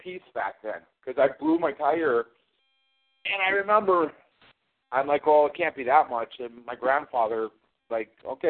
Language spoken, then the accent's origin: English; Ireland; I'm stubborn. I'm Irish. I don't listen to people.